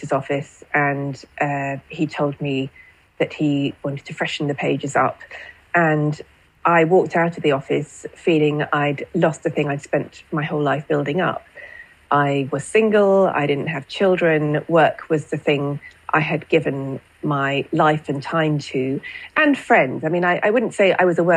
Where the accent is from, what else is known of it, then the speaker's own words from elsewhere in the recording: United Kingdom; as a Brit